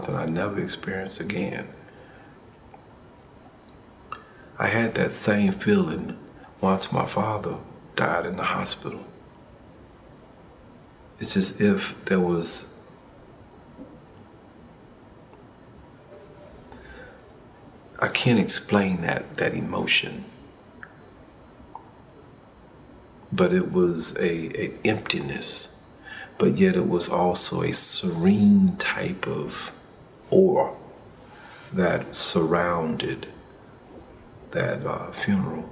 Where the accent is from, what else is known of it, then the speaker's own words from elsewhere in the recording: Montgomery, Alabama, United States; moved away; also born or lived in Atlanta, Georgia; I was born in Montgomery